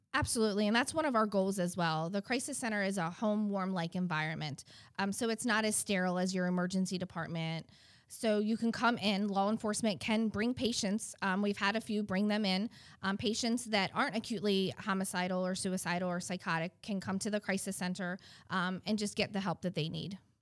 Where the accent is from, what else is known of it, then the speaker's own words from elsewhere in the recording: Baltimore, Maryland, United States; now in Eastern Shore, Maryland, United States; I am originally from Baltimore, Maryland. Um, moved down to the Eastern Shore in 2005.